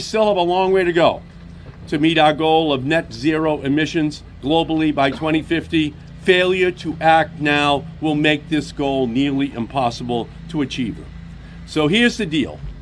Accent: Pennsylvania, United States; I'm from Pennsylvania.

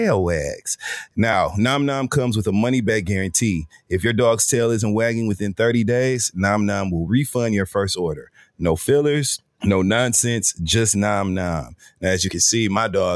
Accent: Michigan, United States; moved away; I grew up in Michigan

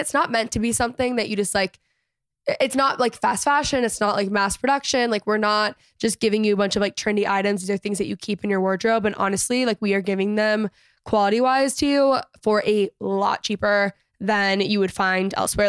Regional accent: Texas, United States; I grew up in Texas.

